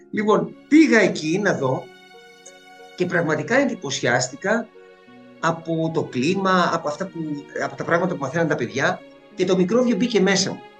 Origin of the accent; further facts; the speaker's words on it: Alexandria, Alexandria Governorate, Egypt; also born or lived in England / New York, United States; now in Greece; γεννήθηκα στην Αλεξάνδρεια της Αιγύπτου ε, και σπούδασα υποκριτική στην Αμερική, στη Νέα Υόρκη κυρίως.